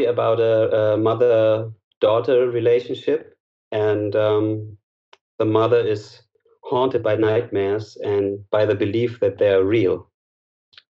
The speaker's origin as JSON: {"language": "English", "region": "Berlin", "country": "Germany", "said": "I'm from Berlin, Germany"}